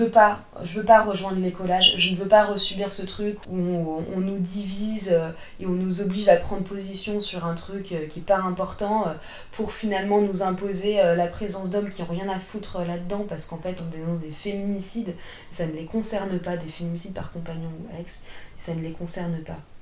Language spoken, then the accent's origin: French; France; also born or lived in Paris region; je suis française, j'habite la région parisienne et je suis à moitié d'origine russe.